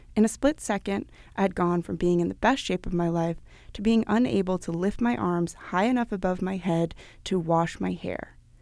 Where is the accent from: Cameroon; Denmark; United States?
Denmark; Copenhagen, Capital Region of Denmark; my hometown of Copenhagen